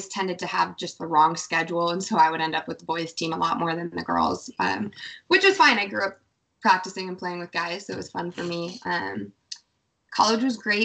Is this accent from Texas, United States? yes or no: no; Reno, Nevada, United States; Born and raised in Nevada